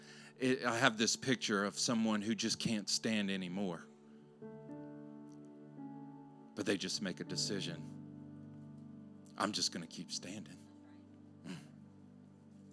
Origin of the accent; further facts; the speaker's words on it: Louisiana, United States; I grew up in Louisiana